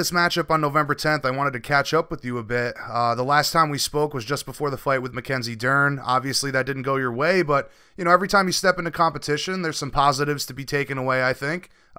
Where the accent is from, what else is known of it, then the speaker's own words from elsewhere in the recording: Rhode Island, United States; I'm from Rhode Island